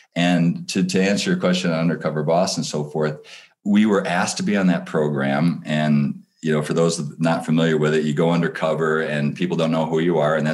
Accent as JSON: {"language": "English", "region": "Michigan", "country": "United States", "tie": "born or raised there", "said": "I grew up in Michigan"}